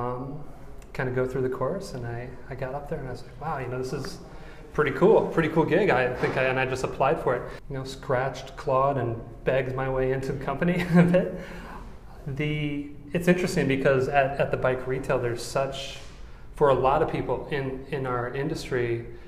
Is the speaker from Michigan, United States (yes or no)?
no; Des Moines, Iowa, United States; moved away; also born or lived in Chicago / Morgan Hill, California; Born and raised in Des Moines, Iowa.